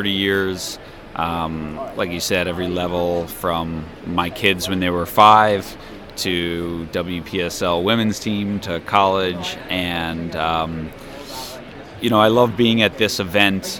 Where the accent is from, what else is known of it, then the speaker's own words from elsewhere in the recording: United States; growing up in America